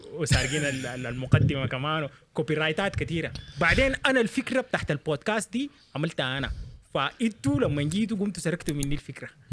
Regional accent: Sudan; moved away as an adult; also born or lived in Eastern Province, Saudi Arabia; انا مولود في السودان عايش حياتي كلها في السودان

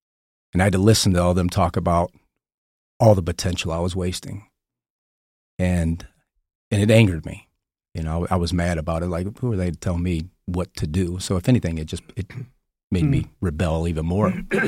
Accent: Detroit, Michigan, United States; Was born in Detroit. My mother and my father divorced when I was 2 years old, but grew up most of my childhood in the outskirts of Detroit

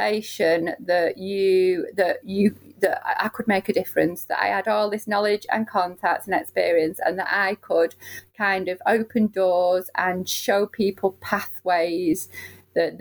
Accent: Manchester, North West England, United Kingdom; I'm from Moston

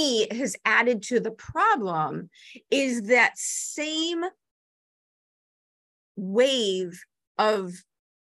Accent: Chicago, Illinois, United States; I'm 5 feet tall and I grew up in Chicago.

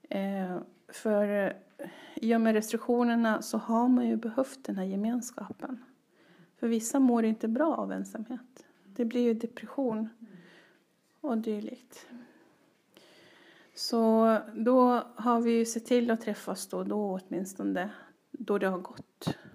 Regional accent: Ronneby, Blekinge, Sweden; also born or lived in Västerås; Så växte jag upp i Ronneby och i Västerås.

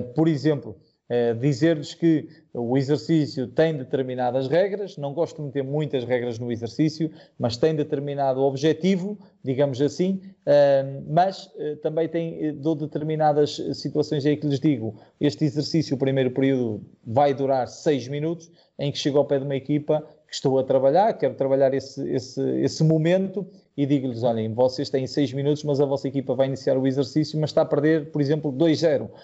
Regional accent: Portugal; moved away; nós temos uma vantagem como portugueses

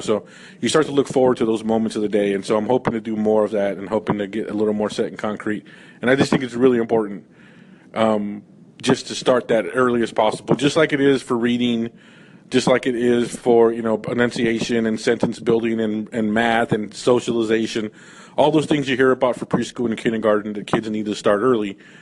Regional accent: California, United States; I grew up in California

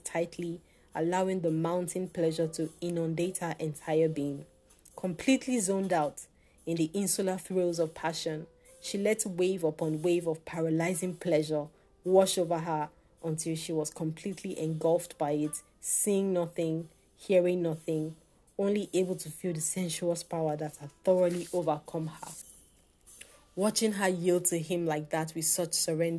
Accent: Nigeria; as a Nigerian living in Nigeria

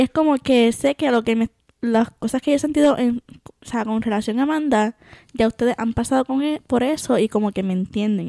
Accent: Puerto Rico; moved away as an adult; me crié en Puerto Rico este, y viví la mayor parte de mi vida allá

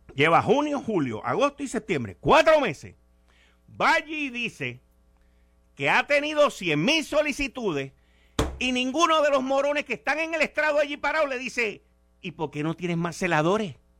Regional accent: Puerto Rico; como puertorriqueño

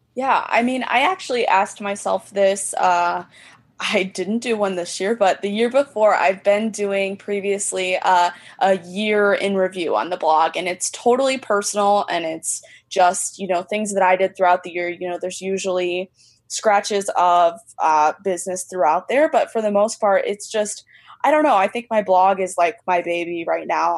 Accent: Central Illinois, United States; also born or lived in Chicagoland area; now in Chicago, United States; I was originally from Central Illinois

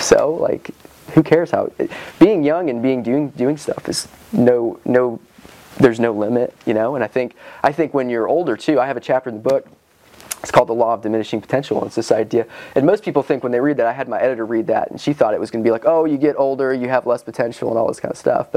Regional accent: Johnson City, Tennessee, United States; also born or lived in Scotland / Iowa / Wisconsin; I grew up in Johnson City. I was born in Scotland.

